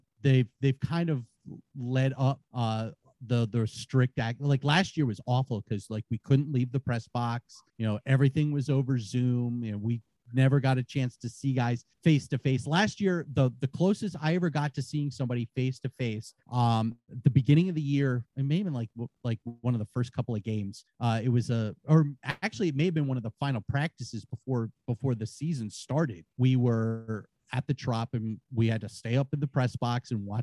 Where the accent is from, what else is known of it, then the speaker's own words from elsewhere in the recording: Rhode Island, United States; I'm from Rhode Island.